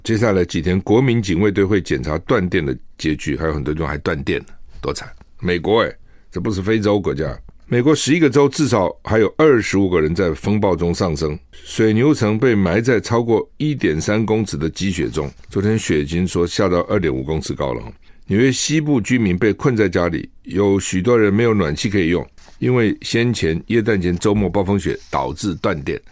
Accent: Taiwan; 我们台湾人

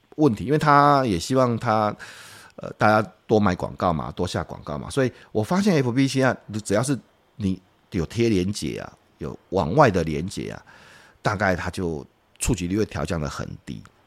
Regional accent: Taiwan; 我觉得我们台湾人都是很， 很好心的

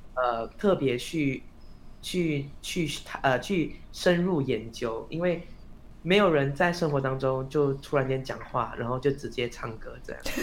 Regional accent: Malaysia; moved away as an adult; now in Taiwan; 我是一个马来西亚人

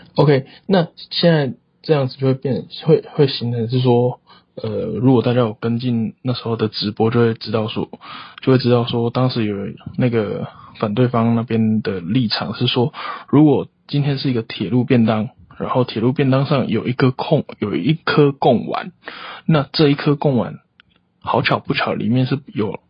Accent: Taiwan; 我们台湾人

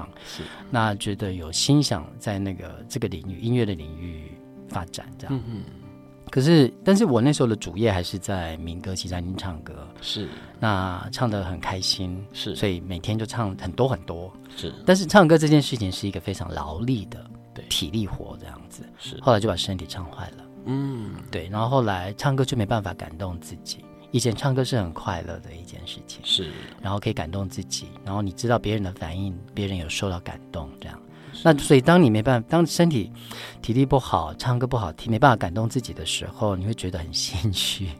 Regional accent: Pingtung County, Taiwan; moved away; also born or lived in Kaohsiung / Taipei; 我是高雄，我在高雄念书，我是屏东人。

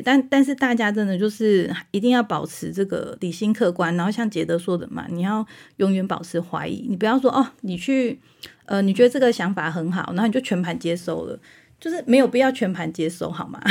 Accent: Taiwan; 我们台湾人

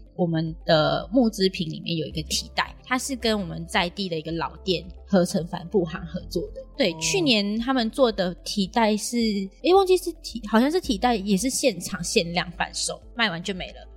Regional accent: Malaysia; now in Tainan, Taiwan; 我是马来西亚人

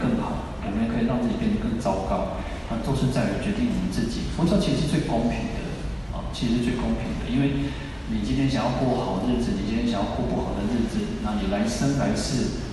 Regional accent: Taiwan; 我们的祖先，我们的千人制从福建来到台湾嘛

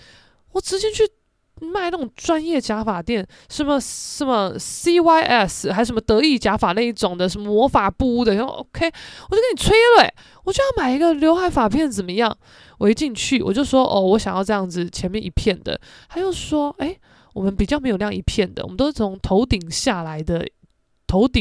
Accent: Keelung, Taiwan; now in Taipei, Taiwan; 算我基隆人啦，但我真的是在台北打滚这几年，不是滚假的吧？

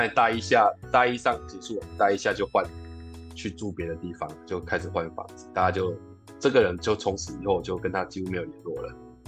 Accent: Tainan, Taiwan; moved away as an adult; also born or lived in Taipei / Tamsui; 我个人刚好是台南人到台北来，也今年已经二十几年了

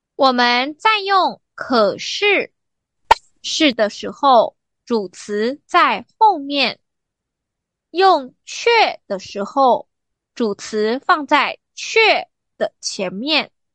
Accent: Taiwan; 按照我们台湾人的传统，那天放假，大部分的人得回家乡去扫墓

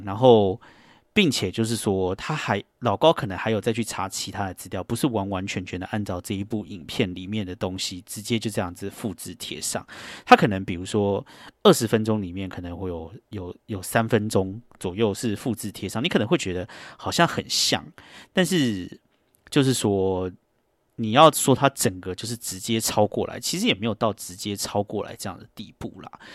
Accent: Taiwan; moved away as an adult; now in New York, United States; 因为我就是一个台湾人这样子，然后我也是亚洲人

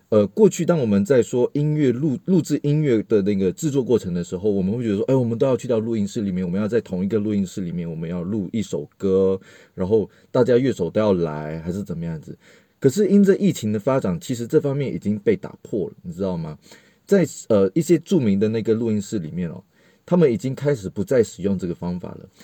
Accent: Malaysia; 听我口音可能大概就会听得出来，我不太是，呃，台湾人。然后我是，跟大家说我是马来西亚人。然后，呃，我自己呢，其实是，呃，大众传播毕业的

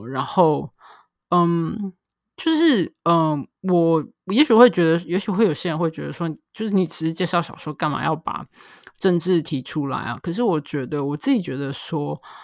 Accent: Taiwan; 身为台湾人

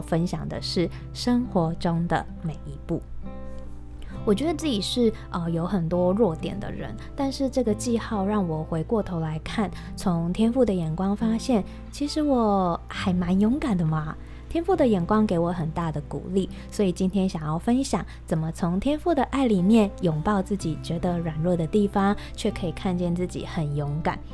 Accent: Taiwan; accent: Taiwanese; 我的台湾口音

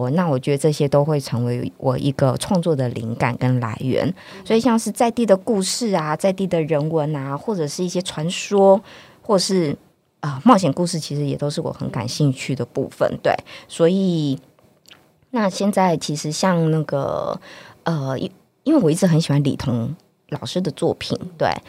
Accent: northern Taiwan, Taiwan; 对呀、啊，我是北部人。结果后来没想到，读完书回来台北，我也很喜欢跟台北的阿伯聊天。

